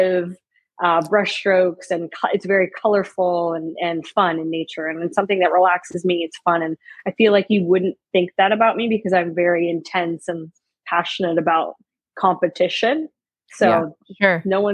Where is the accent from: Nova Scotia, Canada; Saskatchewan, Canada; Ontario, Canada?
Saskatchewan, Canada; moved away as an adult; I'm Canadian and I came from Saskatchewan.